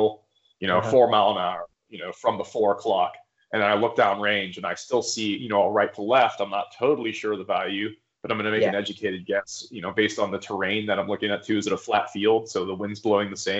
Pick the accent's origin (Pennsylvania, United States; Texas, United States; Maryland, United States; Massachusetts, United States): Pennsylvania, United States; western; I grew up in kind of rural Pennsylvania on the East Coast. I grew up on the western side of the state